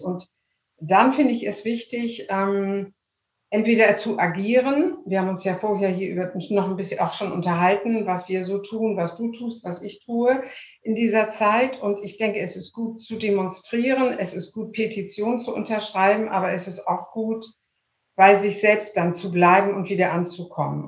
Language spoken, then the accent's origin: German; Hamburg, Germany; also born or lived in Munich; Ich bin Hamburgerin und ähm, liebe Hamburg sehr